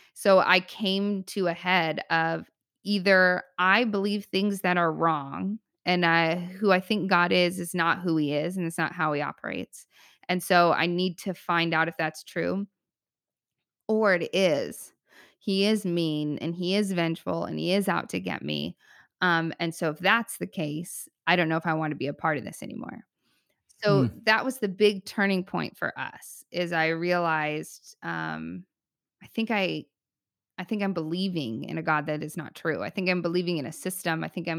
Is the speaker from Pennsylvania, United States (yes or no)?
no; Arizona, United States; also born or lived in California; I'm from Arizona and California. And I'm like now stuck in this frozen tundra.